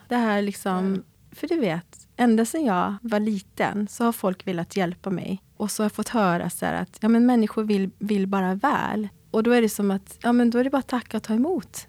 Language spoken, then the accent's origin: Swedish; Sweden; also born or lived in South Korea; jag är adopterad och jag kom till Sverige när jag var åtta månader